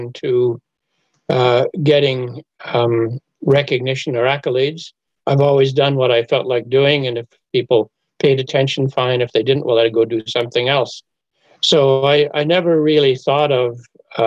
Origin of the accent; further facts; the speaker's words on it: Montreal, Quebec, Canada; now in Kingston, Canada; Montreal is my hometown.